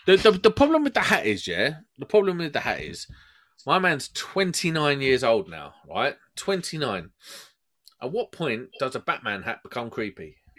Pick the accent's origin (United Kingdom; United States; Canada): United Kingdom; Croydon, London; I'm from Croydon